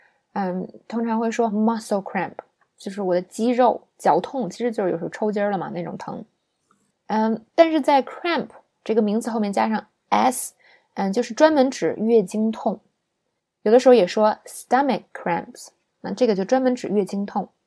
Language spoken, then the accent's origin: Chinese; China; 那么，作为中国人呢，我就说了啊，吃凉的东西呢，会让你的呃痛经更严重